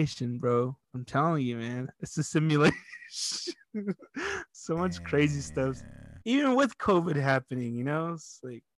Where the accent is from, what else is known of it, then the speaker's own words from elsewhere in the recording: Arizona, United States; we're from Arizona